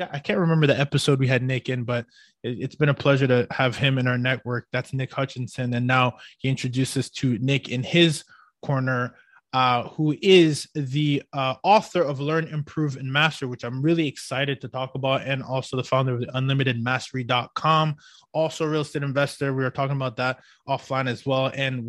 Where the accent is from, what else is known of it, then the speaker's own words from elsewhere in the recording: Ottawa, Ontario, Canada; moved away; I'm from Ottawa.